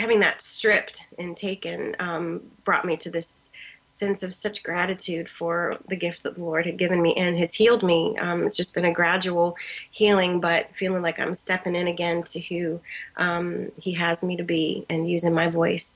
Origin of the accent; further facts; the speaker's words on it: Columbus, Ohio, United States; I'm from Columbus, Ohio